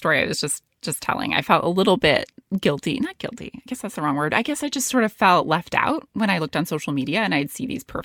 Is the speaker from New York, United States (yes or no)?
yes; New York City, New York, United States; also born or lived in London; I was born in Manhattan, and then I lived in the Bronx